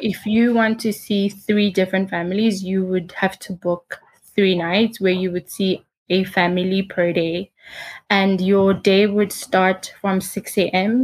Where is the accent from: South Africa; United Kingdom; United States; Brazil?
South Africa; moved away as an adult; also born or lived in Uganda; now in Rwanda; my whole life I was raised in South Africa